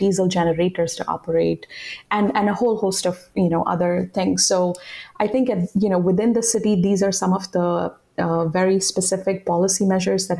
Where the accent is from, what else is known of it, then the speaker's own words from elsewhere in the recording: Delhi, India; I grew up in Delhi